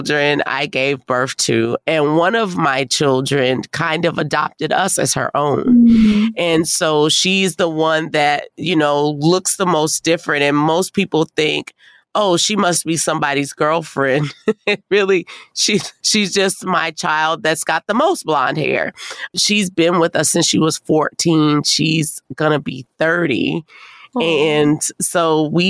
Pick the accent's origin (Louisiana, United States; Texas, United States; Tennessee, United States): Louisiana, United States; New Orleans; I'm from New Orleans